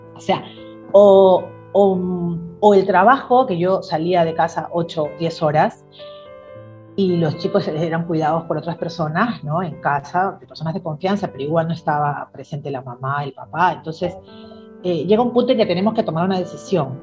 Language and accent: Spanish; Chimbote, Ancash, Peru; also born or lived in Trujillo, Peru; now in Lima, Peru; Yo nací en la ciudad de Trujillo, aquí en Perú, en la ciudad de la primavera, pero desde muy pequeñita me fui a vivir a la ciudad de Chimbote